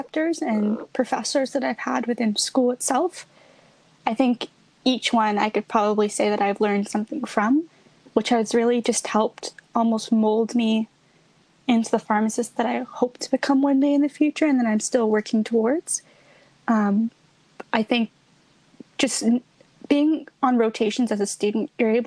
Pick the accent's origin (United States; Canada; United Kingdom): Canada; also born or lived in India; I actually wasn't born in Canada. I came from India. I came here when I was 4